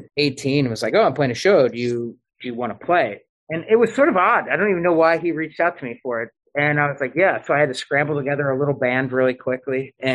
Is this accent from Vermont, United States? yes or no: no; St. Louis, Missouri, United States; now in New York City, United States; growing up in St. Louis, I was in this band called